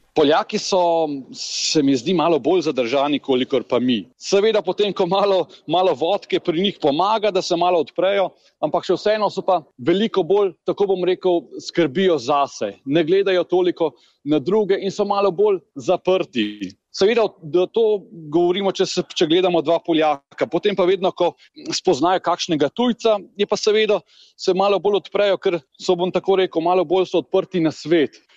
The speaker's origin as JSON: {"language": "Slovenian", "country": "Slovenia", "moved": "as an adult", "lives_now": "Poland", "said": "mi kot Slovenci pa smo bili seveda v Jugoslaviji"}